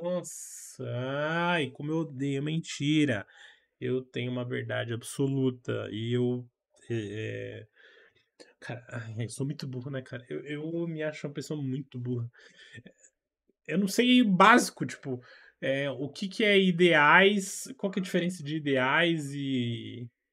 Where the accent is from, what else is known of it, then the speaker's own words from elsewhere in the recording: São Paulo, Brazil; eu sou daqui de São Paulo